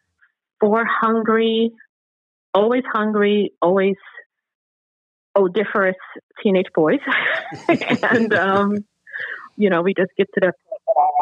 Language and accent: English; New York City, New York, United States; moved away; I am originally from Brooklyn, New York, Brownsville, Howard Houses, CS-298